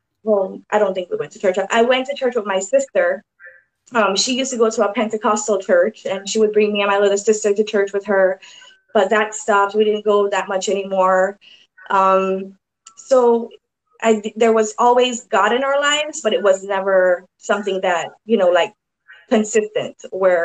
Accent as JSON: {"language": "English", "town": "Kingston", "country": "Jamaica", "tie": "born or raised there", "said": "I was born in Jamaica, Kingston, Jamaica, and I went to a Catholic school called Holy Childhood."}